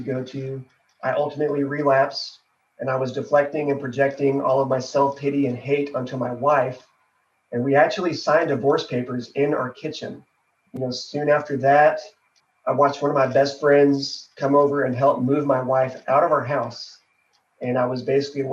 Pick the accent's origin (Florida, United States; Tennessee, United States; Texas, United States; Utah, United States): Texas, United States; Fort Worth; I am from Fort Worth, Texas